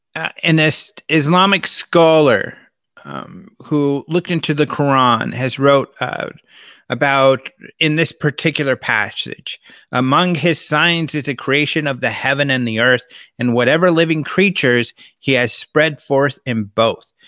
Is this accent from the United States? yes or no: yes; Colorado, United States; also born or lived in California; now in Arizona, United States; Being out here in Arizona, I'm from Colorado, spend a lot of time in California